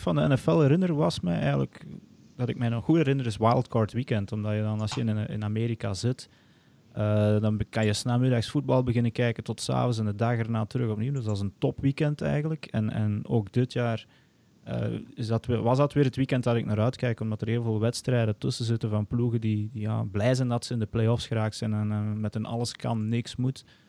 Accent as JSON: {"language": "Dutch", "area": "Antwerp Campine", "region": "Flanders", "country": "Belgium", "also_born_or_lived": "Arkansas", "said": "afkomstig uit de Antwerpse Kempen, meer bepaald. Eh, ik woon in Mol"}